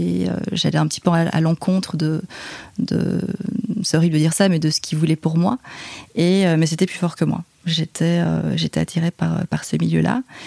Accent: Liège, Wallonia, Belgium; moved away as an adult; now in Paris, France; je suis belge. Je viens de, de Liège, en Belgique.

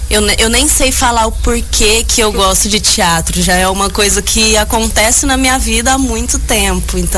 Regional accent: Ribeirão Preto, São Paulo, Brazil; moved away as an adult; now in Uberlândia, Brazil; Eu sou de Ribeirão Preto, São Paulo. Ah. Mudei para Uberlândia.

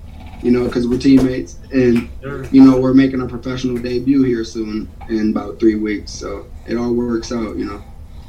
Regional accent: Beloit, Wisconsin, United States; also born or lived in New Orleans / Houston, Mississippi; I was born in Beloit, Wisconsin, and I'm not sure how long we were there, but when I was real young, we moved to New Orleans, and then, you know, Hurricane Katrina, 05, so we evacuated, moved to Houston, Mississippi, then bang, back to Wisco.

